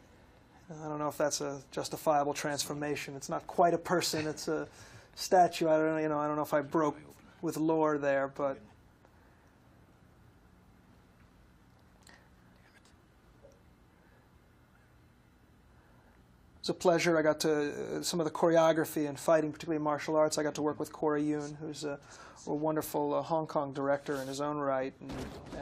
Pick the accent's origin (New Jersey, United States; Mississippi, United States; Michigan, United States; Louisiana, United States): New Jersey, United States; moved away; also born or lived in New York; I'm from New Jersey, and I've lived several years in New York